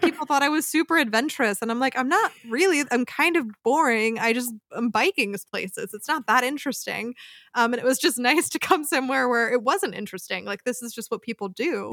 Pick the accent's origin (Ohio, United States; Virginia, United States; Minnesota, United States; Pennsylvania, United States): Pennsylvania, United States; outside of Philadelphia; moved away as an adult; now in Freiburg, Germany; I grew up outside of Philadelphia, Pennsylvania